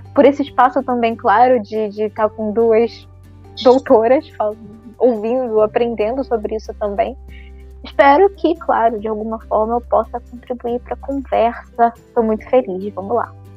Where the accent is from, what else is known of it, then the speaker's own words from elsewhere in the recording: Brazil; eu como brasileira